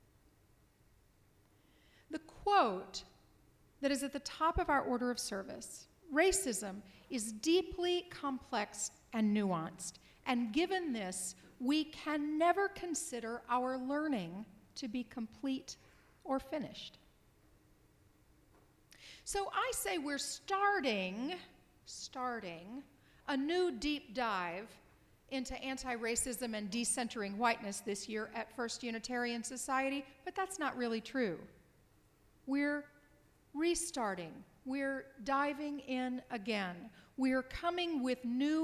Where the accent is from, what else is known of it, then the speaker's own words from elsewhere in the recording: Paris, Texas, United States; now in St. Paul, United States; I grew up in Paris, Texas